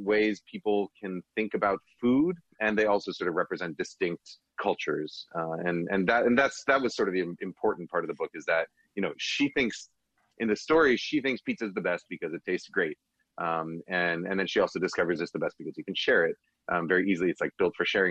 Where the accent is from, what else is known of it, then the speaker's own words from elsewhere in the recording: New York, United States; now in Bay Area, United States; I grew up in New York